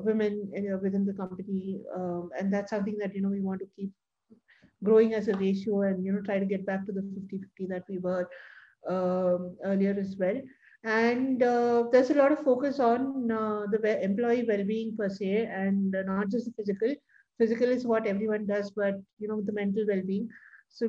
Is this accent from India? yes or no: yes; India; as Indian women